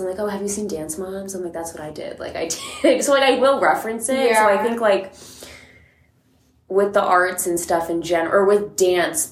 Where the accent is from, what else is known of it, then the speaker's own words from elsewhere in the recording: Massachusetts, United States; moved away; I'm from Massachusetts. I grew up at a comp studio there